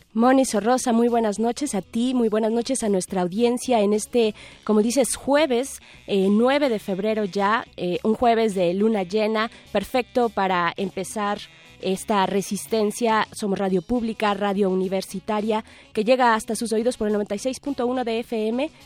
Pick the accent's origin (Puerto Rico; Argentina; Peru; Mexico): Mexico; el elote eh, nos representa como mexicanos